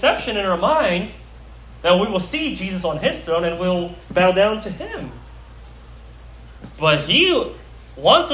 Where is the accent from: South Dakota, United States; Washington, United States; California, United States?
California, United States; Pleasanton; I grew up in Pleasanton, okay? My hometown is P-Town